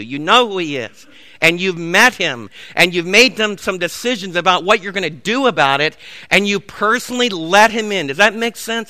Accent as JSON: {"language": "English", "town": "New York City", "region": "New York", "country": "United States", "tie": "born or raised there", "moved": "yes", "said": "Where I was raised back in the Big Apple"}